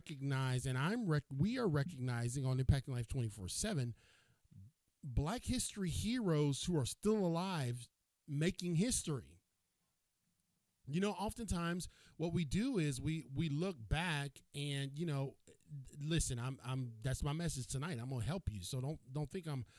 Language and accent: English; Cleveland, Ohio, United States; moved away; I am from Cleveland, Ohio. I'm originally from Cleveland.